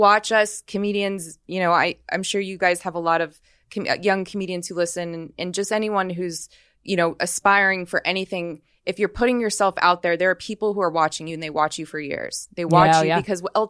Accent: Las Vegas, Nevada, United States; I'm from Vegas.

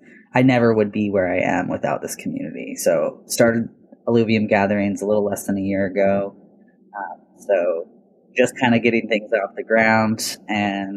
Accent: Portland, Oregon, United States; I was born and raised here in the Portland area

